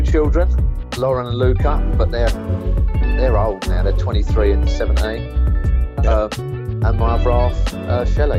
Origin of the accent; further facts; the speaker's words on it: London, United Kingdom; I'm from East End of London